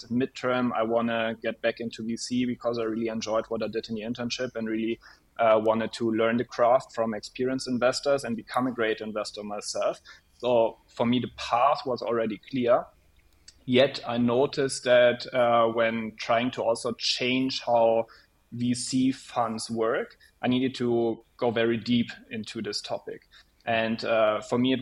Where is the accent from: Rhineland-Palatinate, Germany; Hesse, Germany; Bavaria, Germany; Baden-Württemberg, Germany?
Rhineland-Palatinate, Germany; near Koblenz, Eifel; I actually grew up very close to WHU, close to Koblenz in the wonderful Eifel